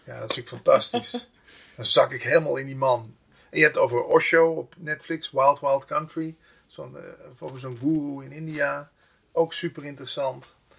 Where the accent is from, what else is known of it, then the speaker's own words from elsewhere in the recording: Limburg, Netherlands; accent: Limburgish dialect; moved away; ik kom oorspronkelijk uit Limburg.